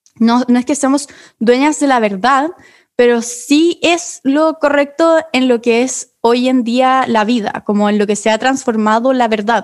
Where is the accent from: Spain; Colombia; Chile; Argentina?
Chile; yo igual soy chileno.